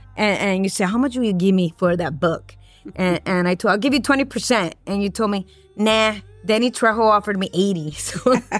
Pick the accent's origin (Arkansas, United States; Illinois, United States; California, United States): California, United States; Los Angeles; I grew up here in City Terrace. I grew up around the cholos and the cholas, and this is my neighborhood.